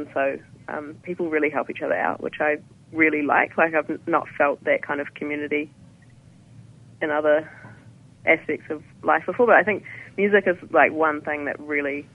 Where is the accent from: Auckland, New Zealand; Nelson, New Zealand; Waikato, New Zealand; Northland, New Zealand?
Nelson, New Zealand; moved away as an adult; now in Wellington, New Zealand; I'm from Nelson